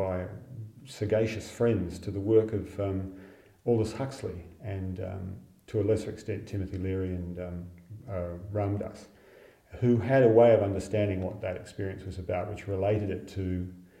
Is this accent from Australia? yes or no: yes; Fremantle, Western Australia, Australia; my hometown of Fremantle